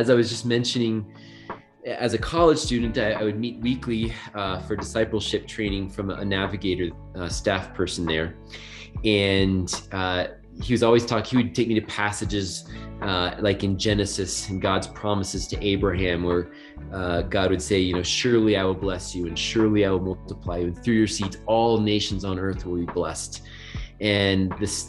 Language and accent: English; Virginia, United States; moved away as an adult; also born or lived in Japan; I grew up in Virginia